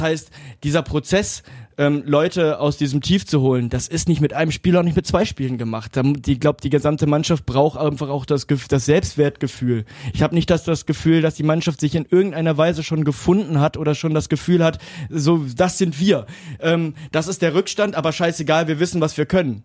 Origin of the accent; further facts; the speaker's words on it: Duisburg, North Rhine-Westphalia, Germany; in meiner Geburtsstadt